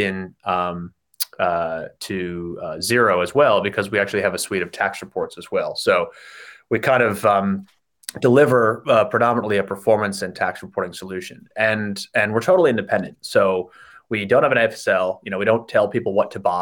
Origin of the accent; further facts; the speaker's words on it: United States; moved away as an adult; also born or lived in Chicago; now in Sydney, Australia; as you can tell from my accent, I'm from the States